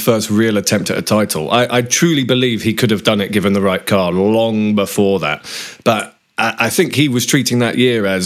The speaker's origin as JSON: {"language": "English", "country": "United Kingdom", "said": "as a Brit"}